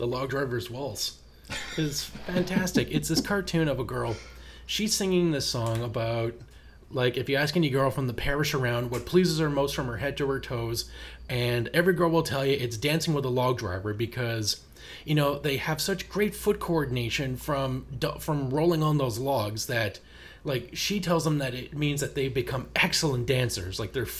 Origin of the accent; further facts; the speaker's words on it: Canada; you can't really play this level as a Canadian without thinking of the ….